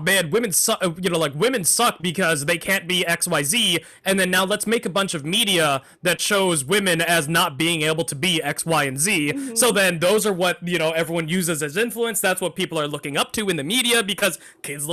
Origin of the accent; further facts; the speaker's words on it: Texas, United States; I grew up in Texas